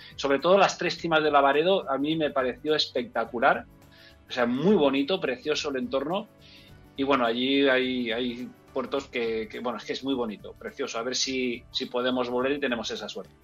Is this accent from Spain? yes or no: yes; Enguera, Valencian Community, Spain; en Enguera, en mi pueblo